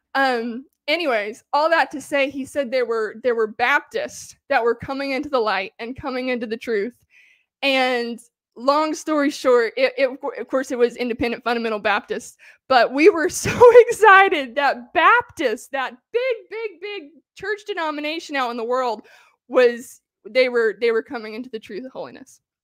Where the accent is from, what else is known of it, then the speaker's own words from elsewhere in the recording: the South of the United States, United States; I grew up in the South of the United States, in the crunch, country